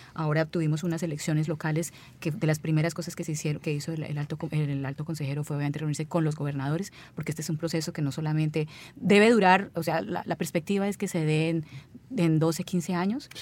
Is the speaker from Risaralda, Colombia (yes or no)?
no; Neiva, Huila, Colombia; now in Ireland; Yo soy de Neiva, una ciudad de mm, como a 300